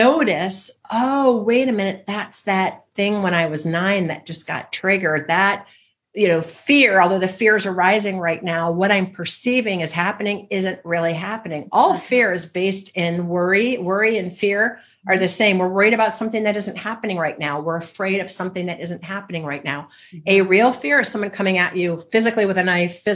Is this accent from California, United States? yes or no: no; Michigan, United States; growing up in Michigan in the snow